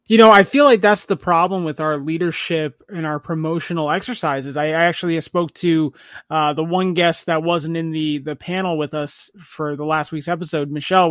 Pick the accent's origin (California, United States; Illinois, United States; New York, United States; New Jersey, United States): New Jersey, United States; from my home state of New Jersey